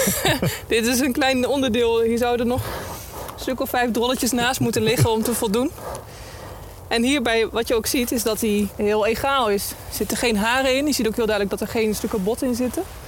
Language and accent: Dutch; Netherlands; als Nederlander